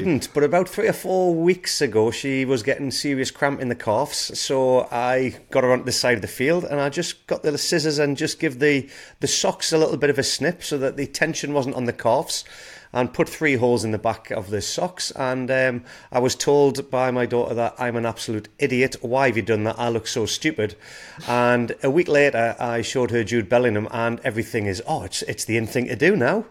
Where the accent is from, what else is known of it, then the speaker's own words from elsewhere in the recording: England, United Kingdom; I'm an Englishman